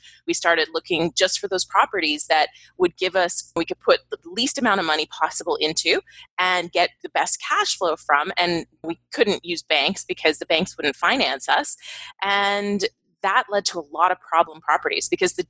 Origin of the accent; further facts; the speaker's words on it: Canada; moved away; I'm from Canada originally.